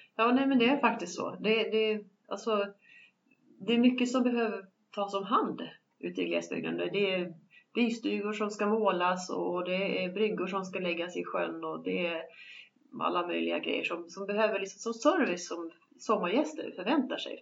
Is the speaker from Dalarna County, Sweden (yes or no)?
yes; along the road up from Mora, Dalarna County, Sweden; moved away; den vägen där jag växte upp